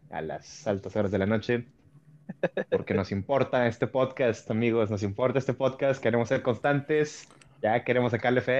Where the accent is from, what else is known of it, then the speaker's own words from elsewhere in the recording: Mexico; Hay que aclarar que somos de México.